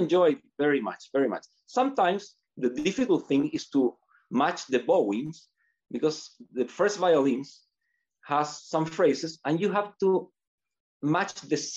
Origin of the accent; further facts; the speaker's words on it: Chile; also born or lived in United States; I decided to come back to Chile and I joined the Sinfonica when I was 23